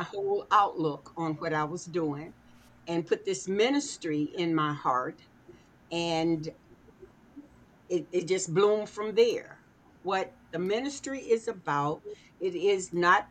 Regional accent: Arkansas, United States; moved away; I was born in Arkansas, moved here many years ago

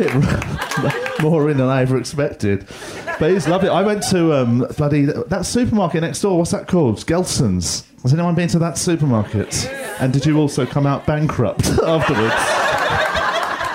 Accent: England, United Kingdom; I'm from England, so the sort of people that name pineapples

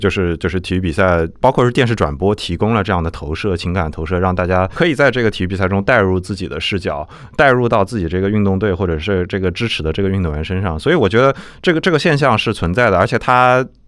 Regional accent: Nanjing, Jiangsu, China; 因为我是南京人

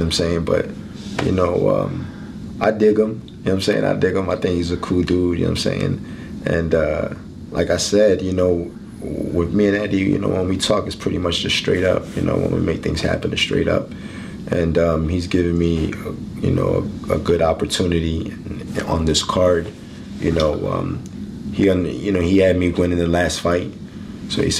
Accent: Philadelphia, Pennsylvania, United States; I grew up in North Philadelphia

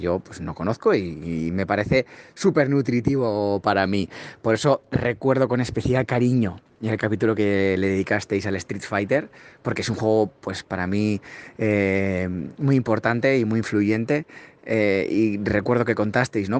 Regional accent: Spain; yo, que soy de España

